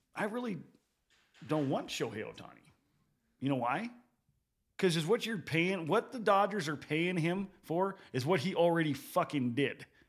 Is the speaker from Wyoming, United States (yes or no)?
yes; Gillette, Wyoming, United States; I'm from Gillette